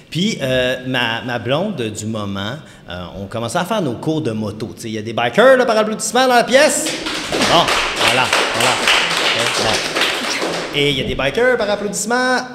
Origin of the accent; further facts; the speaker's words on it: Quebec, Canada; Puis ma copine du temps, puis on vient du Saguenay, là, tu sais